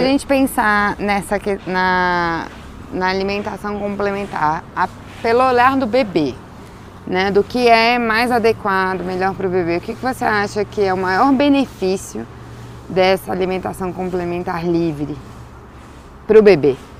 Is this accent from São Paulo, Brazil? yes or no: no; Brasília, Federal District, Brazil; aqui a gente é de Brasília